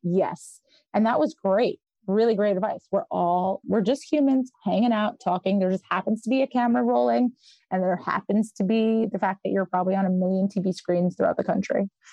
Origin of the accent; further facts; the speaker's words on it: New York City, New York, United States; also born or lived in Israel / Westchester County, New York; I was born in Israel, and my parents are from the former Soviet Union, and so we came here. and I grew up in Brooklyn